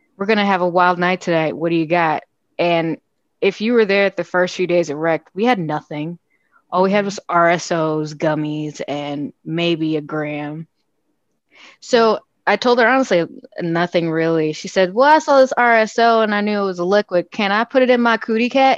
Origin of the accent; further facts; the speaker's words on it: Chicago, Illinois, United States; I'm homegrown from Chicago, West Side